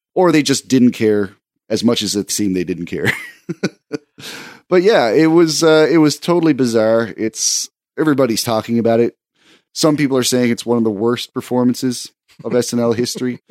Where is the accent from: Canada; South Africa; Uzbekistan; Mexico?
Canada; as a Canadian